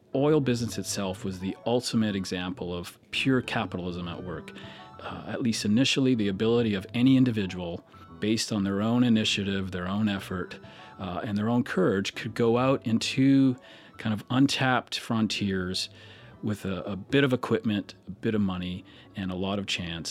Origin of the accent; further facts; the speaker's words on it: Alberta, Canada; moved away; I grew up in Alberta, Canada